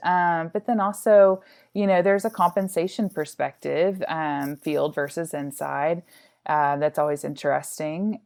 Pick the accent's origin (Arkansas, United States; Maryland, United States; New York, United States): Arkansas, United States; moved away; also born or lived in Austin; I'm originally from Arkansas